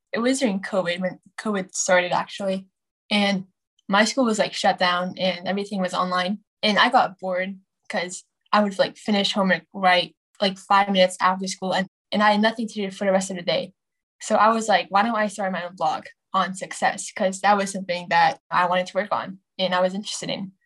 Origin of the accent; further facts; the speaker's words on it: Bay Area, California, United States; also born or lived in Dallas, Texas / Chicago, Illinois; I'm 14 from the Bay Area. And I was born in Dallas, Texas, and then to Chicago. And five years ago, I came to California